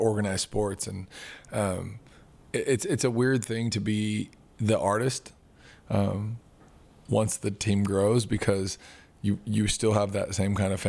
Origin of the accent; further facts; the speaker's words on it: Southern California, United States; moved away as an adult; also born or lived in Los Angeles; now in Nashville, United States; I'm from Southern California.